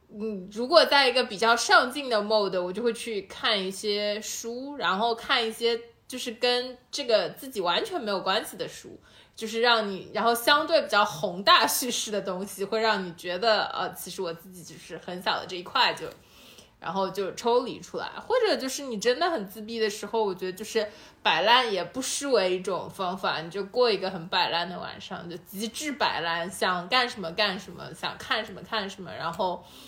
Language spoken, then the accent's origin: Chinese; Shanghai, China; 其实哪怕我们都是上海人